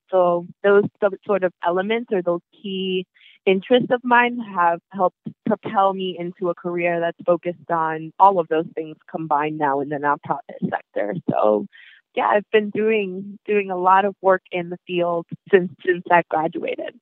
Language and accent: English; New York City, New York, United States; also born or lived in New Milford, Connecticut; I am from New York, right? Born and raised